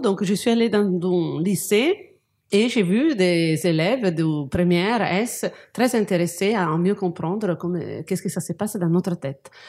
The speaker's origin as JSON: {"language": "French", "town": "Genoa", "region": "Liguria", "country": "Italy", "moved": "yes", "said": "je suis de Gênes"}